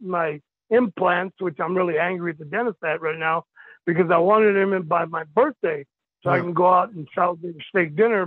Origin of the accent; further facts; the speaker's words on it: El Paso, Texas, United States; I'm from El Paso, Texas